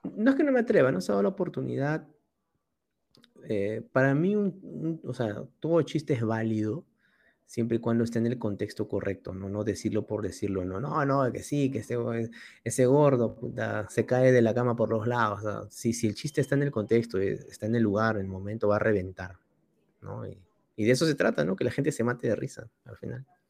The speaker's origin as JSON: {"language": "Spanish", "region": "Lima", "country": "Peru", "said": "yo soy limeño, soy el típico limeñito huevón"}